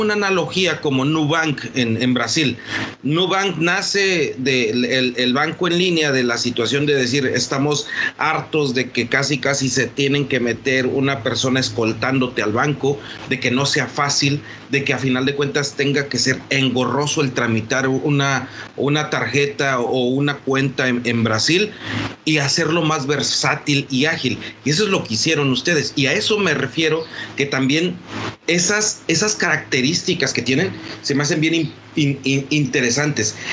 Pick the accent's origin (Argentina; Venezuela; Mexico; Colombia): Mexico; como mexicanos